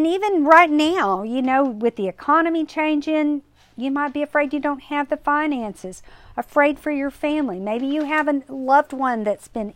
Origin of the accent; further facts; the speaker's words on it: Kerrville, Texas, United States; I grew up in Kerrville